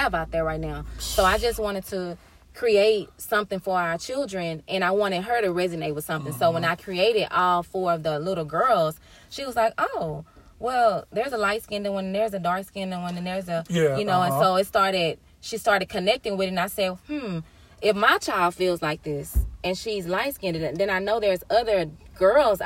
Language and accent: English; Houston, Texas, United States; moved away as an adult; I'm from Houston, Texas